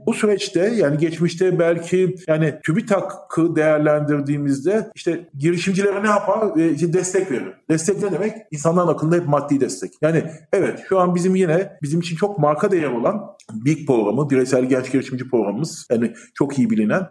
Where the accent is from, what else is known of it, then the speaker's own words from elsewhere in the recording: Eskişehir, Turkey; also born or lived in England / Ankara; bin dokuz yüz altmış beş doğumluyum. İlk orta lise öğrenimimi yine Eskişehir'de tamamladım.